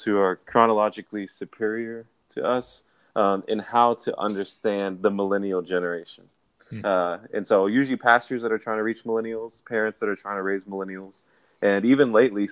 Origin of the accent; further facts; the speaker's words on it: Dallas, Texas, United States; I'm from Dallas, Texas